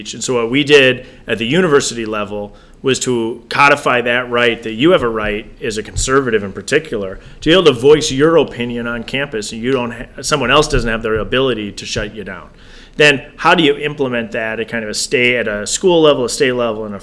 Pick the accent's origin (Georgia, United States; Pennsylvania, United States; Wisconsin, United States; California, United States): Wisconsin, United States; Janesville; born and raised in Janesville